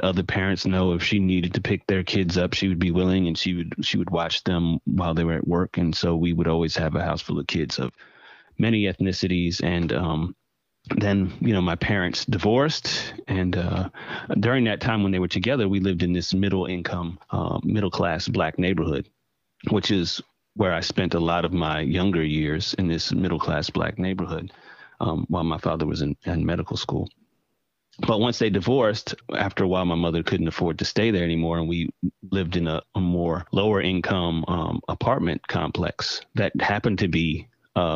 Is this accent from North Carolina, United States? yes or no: yes; Durham, North Carolina, United States; I grew up in the most left-leaning city in North Carolina, which is Durham, North Carolina.